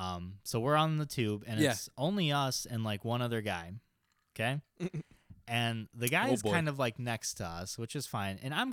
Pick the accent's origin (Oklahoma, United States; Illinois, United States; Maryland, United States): Illinois, United States; Chicago; I'm from Chicago, okay?